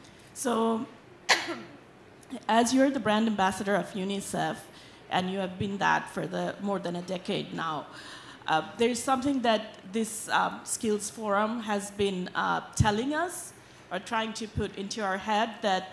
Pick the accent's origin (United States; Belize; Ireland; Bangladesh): Bangladesh; I'm from Bangladesh.